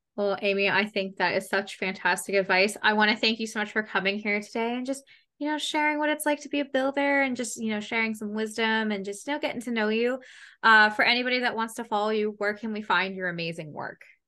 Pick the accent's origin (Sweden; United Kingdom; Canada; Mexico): Canada; accent: Canadian; I'm from Canada